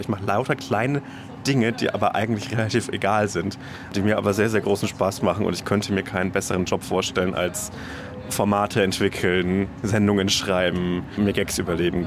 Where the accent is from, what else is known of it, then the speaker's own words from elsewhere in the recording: Upper Franconia, Bavaria, Germany; now in Berlin, Germany; in einem äh, sehr behüteten Elternhaus in Oberfranken aufgewachsen bin